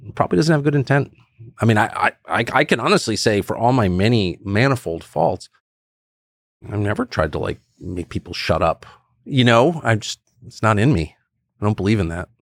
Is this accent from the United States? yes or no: yes; Southern California, United States; also born or lived in Washington, D.C.; growing up in Southern California with Koreans